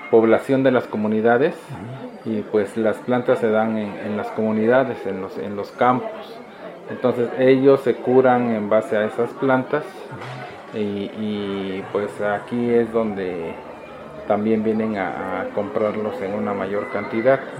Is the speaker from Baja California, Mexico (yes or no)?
no; Tlaxiaco, Oaxaca, Mexico; De Tlajiaco, Oaxaca, de aquí.